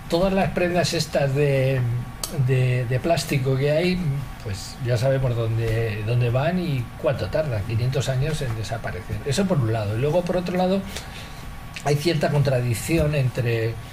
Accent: Spain; Yo creo que hoy por hoy soy el único español que está acreditado en todas las eh, subastas internacionales de pieles como broker.

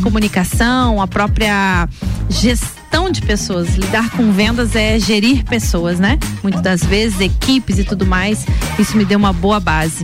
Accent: Lages, Santa Catarina, Brazil; also born or lived in Joinville; E meus avós lagianos, meus pais lagianos também, de lá vieram para cá e a gente construiu a vida todinha aí. Então vim para cá com 5, 6 anos de idade

